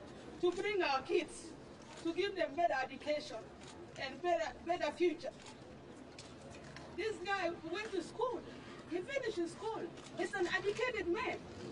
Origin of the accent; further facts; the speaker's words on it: Sudan; moved away as an adult; now in United States; I am from Sudan.